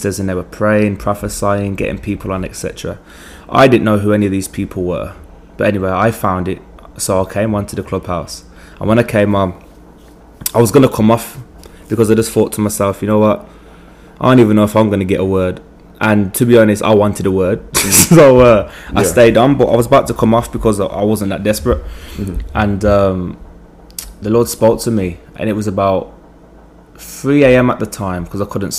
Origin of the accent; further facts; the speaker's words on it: England, United Kingdom; moved away as an adult; also born or lived in Jamaica; now in Virginia, United States; I'm from England. I'm 24